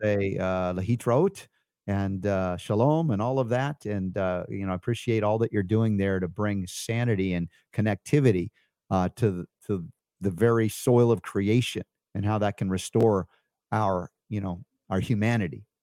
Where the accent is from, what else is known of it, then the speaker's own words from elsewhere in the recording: United States; I grew up in America